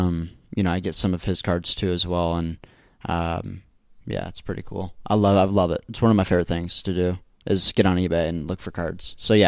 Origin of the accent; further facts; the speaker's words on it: Indiana, United States; I'm from Indiana.